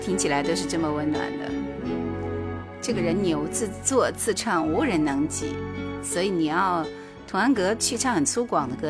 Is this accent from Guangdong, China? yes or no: no; Heilongjiang, China; 普通话我们黑龙江人还是比较有优势的。